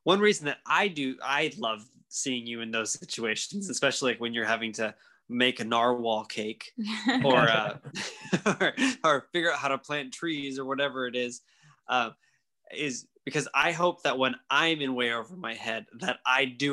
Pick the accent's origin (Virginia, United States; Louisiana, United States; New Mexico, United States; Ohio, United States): Louisiana, United States; growing up in Louisiana